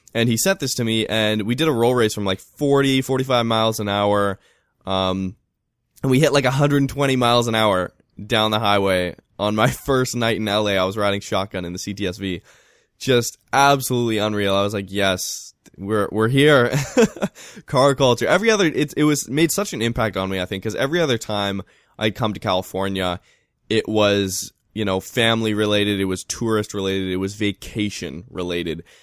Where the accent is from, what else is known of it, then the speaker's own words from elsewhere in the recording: Vancouver, British Columbia, Canada; growing up in Vancouver